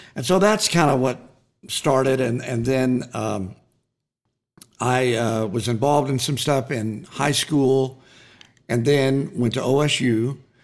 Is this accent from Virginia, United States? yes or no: no; Waurika, Oklahoma, United States; growing up in Warrica